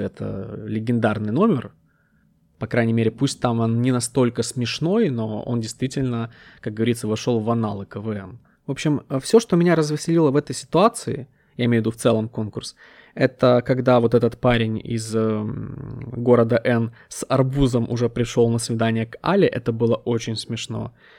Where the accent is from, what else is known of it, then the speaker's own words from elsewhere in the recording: Ukraine; я из Украины